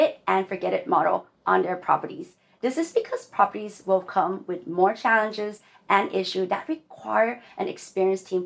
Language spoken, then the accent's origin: English; California, United States; we're native Californian?